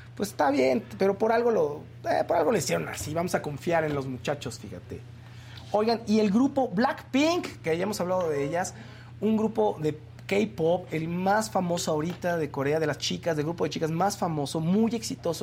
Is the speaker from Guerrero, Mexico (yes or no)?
yes; Acapulco, Guerrero, Mexico; Guerrero, yo soy de Guerrero, yo soy de Acapulco